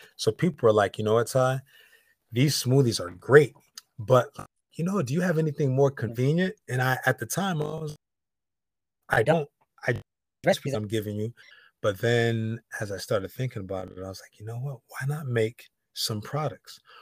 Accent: Connecticut, United States; now in Los Angeles, United States; I'm in Los Angeles. I'm from Connecticut

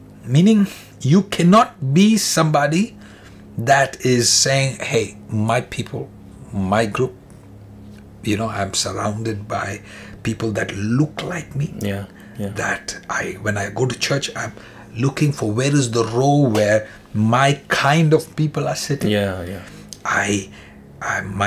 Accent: India; moved away as an adult; now in Canada; I'm coming from India

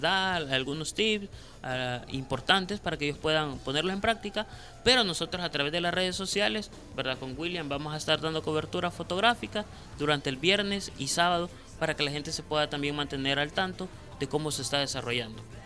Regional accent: El Salvador; podamos nosotros como, eh, como salvadoreños

